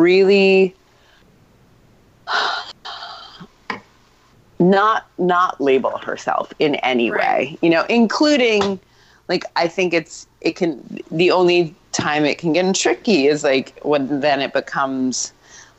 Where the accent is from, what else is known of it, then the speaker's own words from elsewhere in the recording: New York City, New York, United States; I grew up in New York City, so my wildest times were actually my teens.